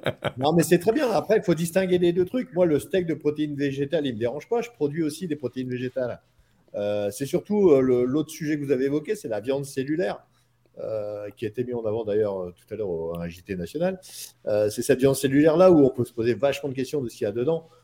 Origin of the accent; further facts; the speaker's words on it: France; Chez nous, en France